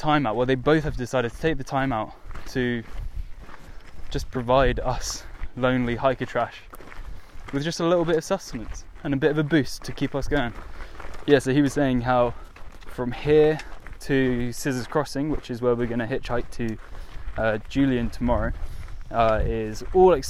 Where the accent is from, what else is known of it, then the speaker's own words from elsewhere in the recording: south coast of England, United Kingdom; south coast England